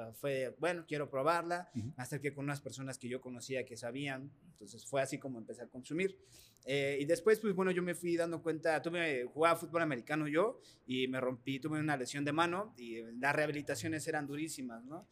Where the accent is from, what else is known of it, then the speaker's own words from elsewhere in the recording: Mexico; nosotros como mexicanos